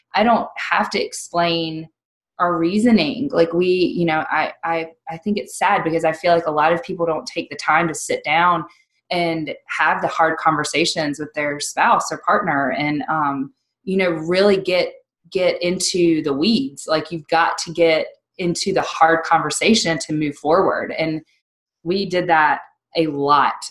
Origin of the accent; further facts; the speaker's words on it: North Carolina, United States; now in Virginia, United States; we're originally from North Carolina. We love Virginia, um, love living in the mountains